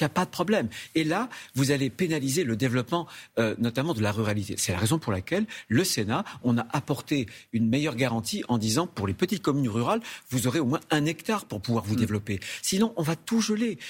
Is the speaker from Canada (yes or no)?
no; France; chez nous en France